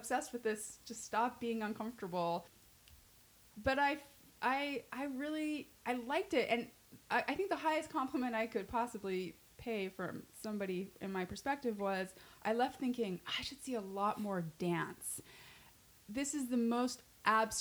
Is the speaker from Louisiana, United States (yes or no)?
no; Utah, United States; moved away; I'm from Utah. I was raised Mormon